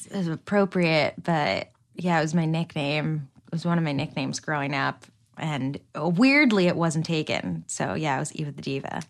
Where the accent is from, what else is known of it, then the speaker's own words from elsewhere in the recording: New Jersey, United States; now in Los Angeles, United States; I'm from Jersey, which I'm sure the, the more Cosmo I drink, the more my accent will come out